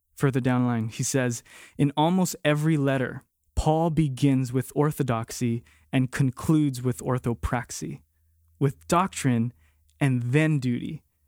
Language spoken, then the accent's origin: English; Hawaii, United States; moved away; born and raised in Hawaii like me